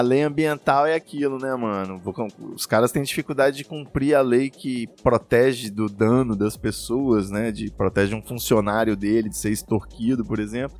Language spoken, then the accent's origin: Portuguese; Rio de Janeiro, Brazil; now in São Paulo, Brazil; Do Rio de Janeiro